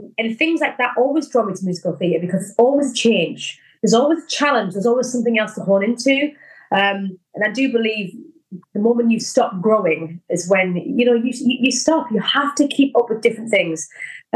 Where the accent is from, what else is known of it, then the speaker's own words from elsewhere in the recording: North East England, United Kingdom; I'm originally from the Northeast.